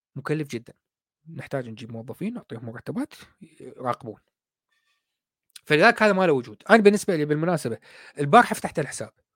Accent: Iraq; moved away as an adult; now in United Kingdom; انا طالع من العراق صار لي قريب ال 20 سنه

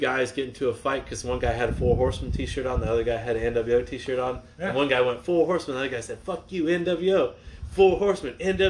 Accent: Charlotte, North Carolina, United States; moved away as an adult; also born or lived in Jacksonville, Florida; I grew up in the Crockett territory and everything in Charlotte

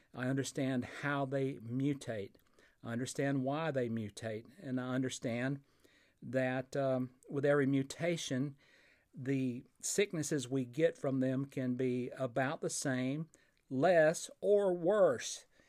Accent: Fort Payne, Alabama, United States; recording here in my hometown of Fort Payne, Alabama

